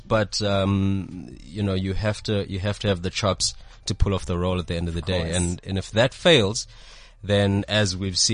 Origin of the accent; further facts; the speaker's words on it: Durban, KwaZulu-Natal, South Africa; moved away as an adult; now in Johannesburg, South Africa; I grew up in Durban, so there's no TV industry in Durban.